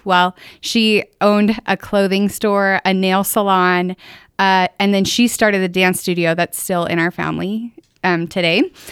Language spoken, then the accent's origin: English; northern Utah, United States; also born or lived in Pleasant View, Utah; I actually grew up in a town of, it was about seven hundred people back then, Manaway. So it's in Logan